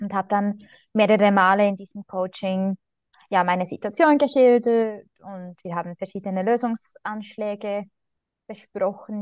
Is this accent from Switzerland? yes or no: yes; Switzerland; bei uns in der Schweiz